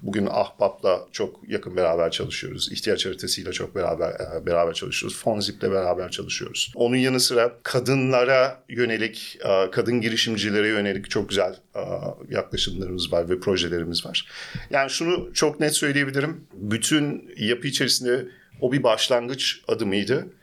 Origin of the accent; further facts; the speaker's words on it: Germany; also born or lived in Istanbul, Turkey; Almanya'da doğdum, büyüdüm ve bütün iş hayatımı aslında Almanya'da geçirdim.